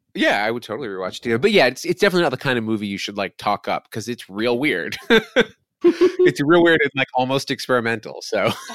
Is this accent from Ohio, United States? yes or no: no; Westchester, New York, United States; I grew up in Westchester, uh, right outside Manhattan